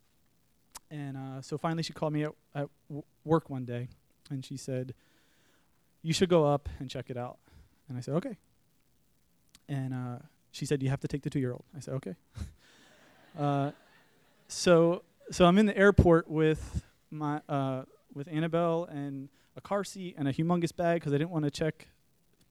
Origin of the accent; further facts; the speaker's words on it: Pennsylvania, United States; now in Savannah, United States; We're from Pennsylvania